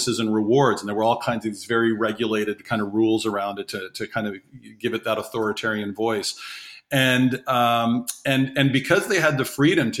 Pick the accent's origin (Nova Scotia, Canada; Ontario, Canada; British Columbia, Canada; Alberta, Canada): Ontario, Canada; Toronto; also born or lived in Guinea / Labrador, Newfoundland / northern Quebec; I was born in Toronto, Canada